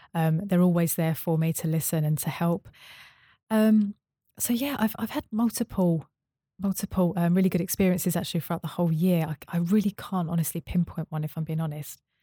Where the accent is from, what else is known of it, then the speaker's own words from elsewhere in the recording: Essex, East of England, United Kingdom; moved away as an adult; also born or lived in Bristol; I moved from Bristol back to my hometown in Essex